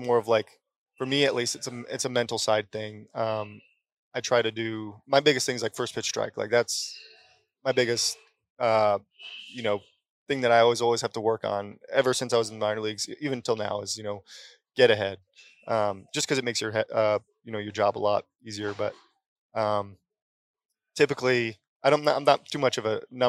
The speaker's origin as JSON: {"language": "English", "region": "Connecticut", "country": "United States", "tie": "born or raised there", "said": "I grew up in Connecticut"}